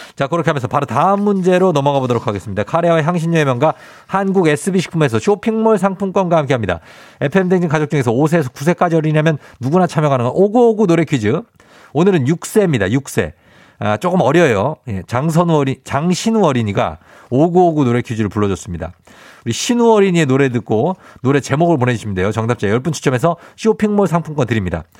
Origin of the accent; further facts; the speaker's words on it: Seoul, South Korea; 신암초 91년 2월에 졸업했습니다